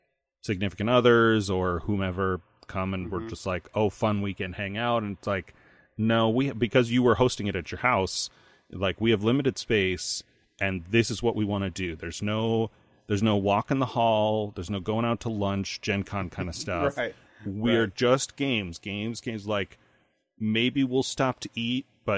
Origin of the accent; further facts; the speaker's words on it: Indiana, United States; Because I'm from Indiana.